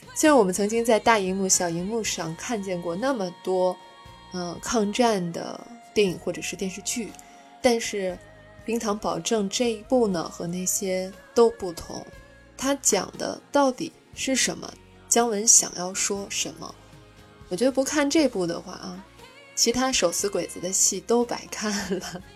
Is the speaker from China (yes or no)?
yes; China; 作为中国人